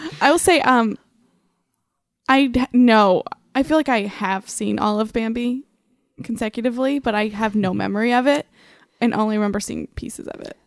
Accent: Lancaster, Ohio, United States; I'm from Lancaster, Ohio, which is about forty-five minutes southeast from Columbus

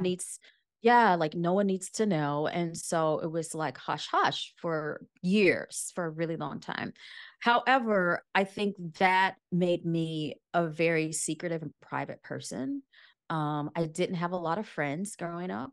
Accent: rural Louisiana, United States; moved away as an adult; also born or lived in New Orleans / Washington, D.C. / New York; I grew up in Lu, rural Louisiana, and I did undergrad it in a university that was in the same town that I grew up

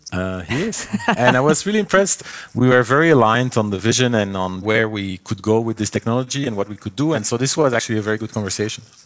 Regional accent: Belgium; moved away; I come from Belgium, uh, long ago, when I was, like, twelve years old or so

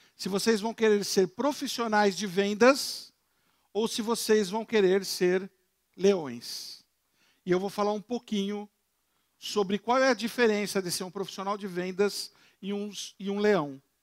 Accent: São Paulo, Brazil; Eu moro, eu sou de São Paulo, eu tenho uma casa na montanha, em Campos do Jordão.

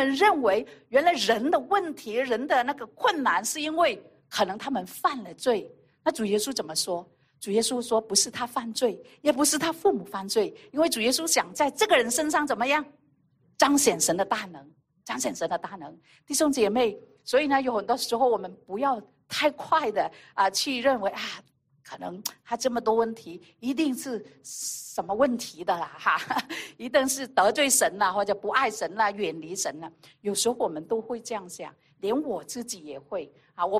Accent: China; 有很多时候在我们的那个传统里面啊，以色列人也好，我们中国人也好

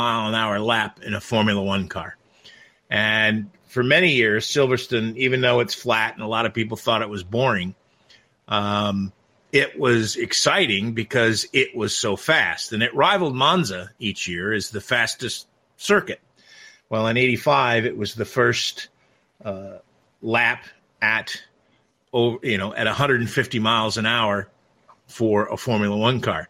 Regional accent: Watkins Glen, New York, United States; I was lucky enough to spend the formative years of my life growing up in Watkins Glen, New York, actual graduate of Watkins Glen High School.

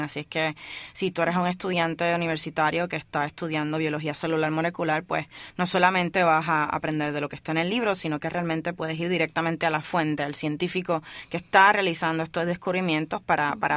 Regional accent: Puerto Rico; moved away as an adult; cuando yo me fui de Puerto Rico

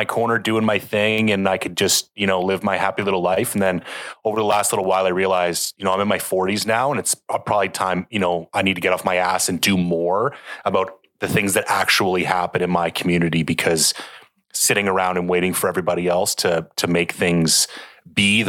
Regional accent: Canada; as a Canadian

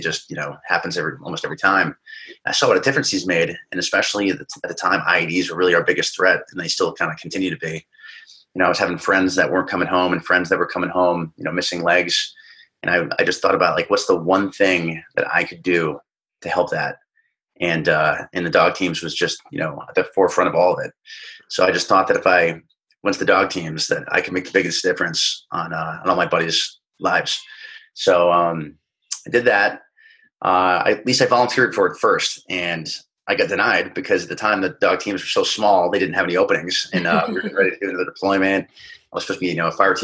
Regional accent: New England, United States; moved away as an adult; now in Los Angeles, United States; I grew up little kid in New England

